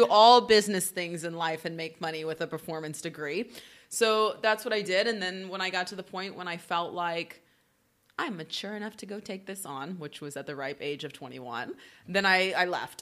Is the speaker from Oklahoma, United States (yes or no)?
yes; Oklahoma, United States; moved away; I'm from the Midwest